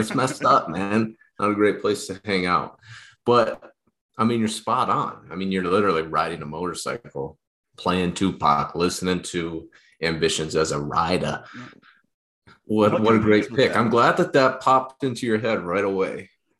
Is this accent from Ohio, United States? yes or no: yes; Ohio, United States; No, I'm gonna be repping some Cleveland gear because … is from my home state of Ohio.